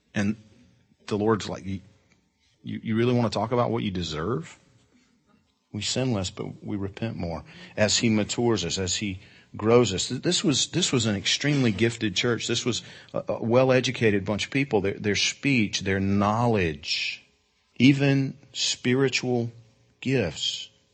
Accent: Georgia, United States; I'm from Georgia.

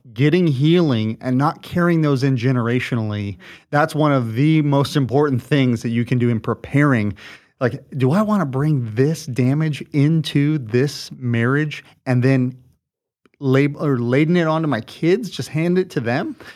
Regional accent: Southern California, United States; moved away as an adult; now in Washington, United States; we uh, grew up here in Southern California, and, uh, we're born and raised here

